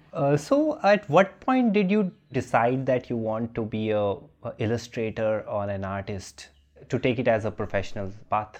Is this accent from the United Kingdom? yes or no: no; Jammu, Jammu and Kashmir, India; I come from Jammu and mm-hmm. uh, Sikhs from Jammu are much more conservative than Sikhs from Punjab